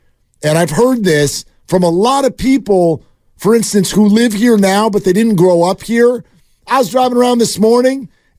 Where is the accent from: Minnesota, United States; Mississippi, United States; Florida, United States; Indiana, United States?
Minnesota, United States; Because I grew up in Minnesota, we never won anything. Anything.